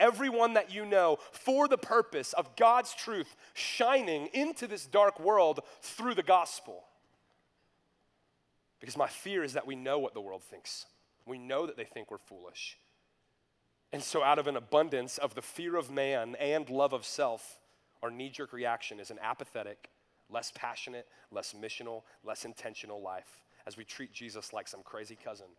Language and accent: English; North Georgia, United States; When I was in high school, I grew up in North Georgia